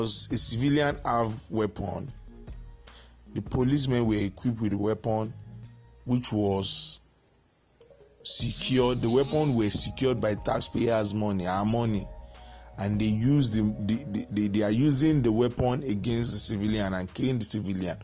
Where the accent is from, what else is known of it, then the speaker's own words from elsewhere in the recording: Nigeria; as a Nigerian